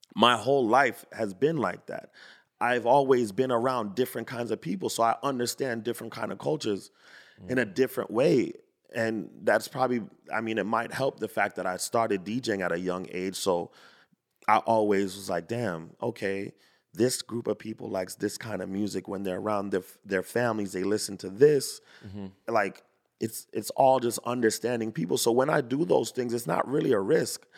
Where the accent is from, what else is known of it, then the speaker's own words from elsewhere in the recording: Fort Lauderdale, Florida, United States; I grew up in Fort Lauderdale.